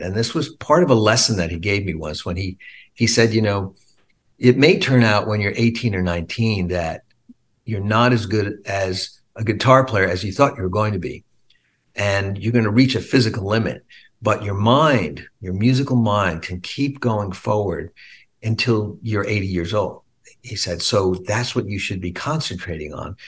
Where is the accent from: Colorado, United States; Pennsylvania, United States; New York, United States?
New York, United States; Long Island; me and Steve when we were kids growing up on Long Island